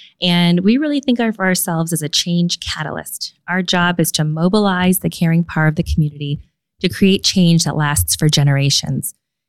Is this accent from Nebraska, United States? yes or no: no; Tampa, Florida, United States; born there; also born or lived in Germany / Okinawa, Japan; I'm a military kid. I grew up all over the place. My dad was in the Air Force and met my mom in Taiwan. Born in Tampa, Florida, on MacDill Air Force Base.